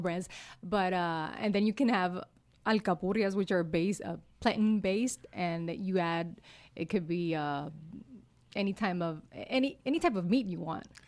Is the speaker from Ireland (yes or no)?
no; Utuado, Puerto Rico; first language Spanish; English is a second language; I'm from Utuado. It's in, in the center of the island.